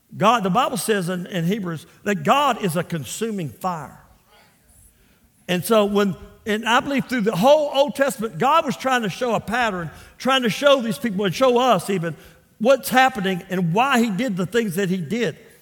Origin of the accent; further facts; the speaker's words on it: Port Arthur, Texas, United States; also born or lived in Louisiana; I was raised in Port Arthur, Texas.